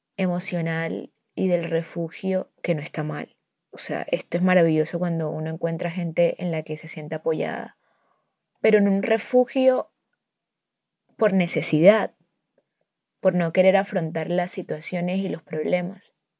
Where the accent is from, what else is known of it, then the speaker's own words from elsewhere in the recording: a town near Barranquilla, Atlántico, Colombia; yo vivo en un pueblo cerca de Barranquilla